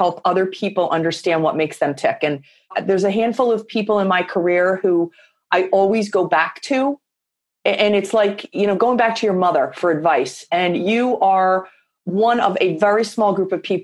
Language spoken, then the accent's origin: English; Philadelphia, Pennsylvania, United States; moved away; also born or lived in Boston; I grew up in Philadelphia. My dad was an executive and we had very deep roots in Philadelphia.